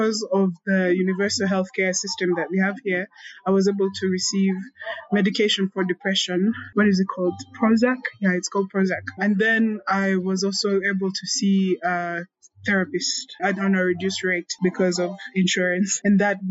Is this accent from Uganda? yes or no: yes; Uganda; Growing up in Uganda